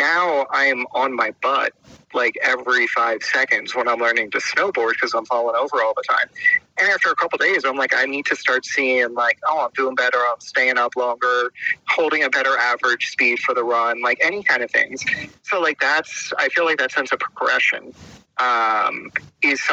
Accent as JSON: {"language": "English", "region": "Pennsylvania", "country": "United States", "tie": "born or raised there", "said": "where I grew up in Pennsylvania"}